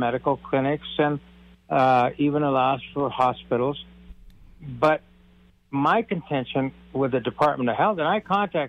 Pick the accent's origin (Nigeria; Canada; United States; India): India; Well, you know, I'm from India, so I'm also a family physician, but I also own a couple of hotels.